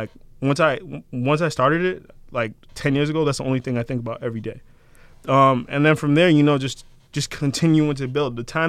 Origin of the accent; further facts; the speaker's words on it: Randolph, Massachusetts, United States; I grew up in Randolph, but I spent a lot of time in Brockton.